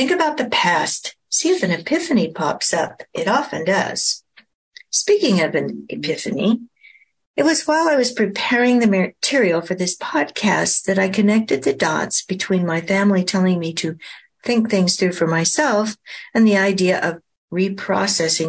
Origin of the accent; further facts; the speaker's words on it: Oregon coast, United States; also born or lived in Portland, Oregon; I was born in Portland, Oregon, and spent much of my childhood on the Oregon coast